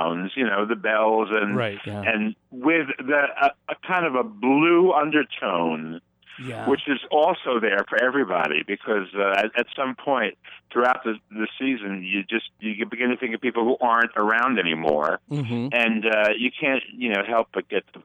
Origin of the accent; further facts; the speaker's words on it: New Jersey, United States; when I was a kid, I grew up in New Jersey, which is near New York